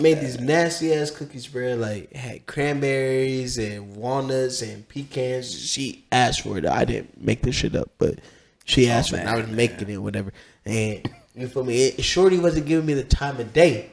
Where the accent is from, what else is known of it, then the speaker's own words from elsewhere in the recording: Columbus, Ohio, United States; the same city I was from, he's South Side, I'm from the South Side